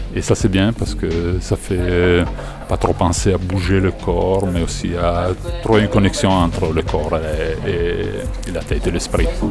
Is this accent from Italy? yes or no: yes; Italy; on vient de l'Italie